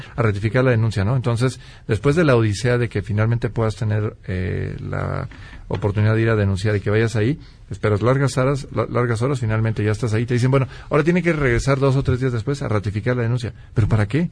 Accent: Mexico; como mexicano

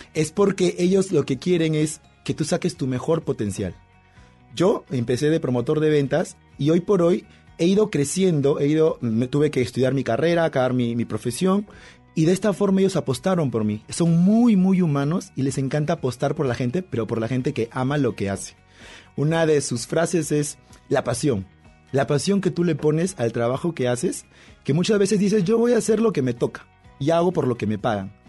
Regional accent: Peru; Yo soy peruano

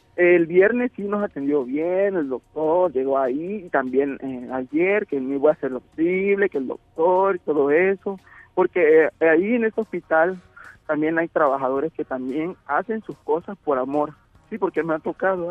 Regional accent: Tabasco, Mexico; somos tabasqueños

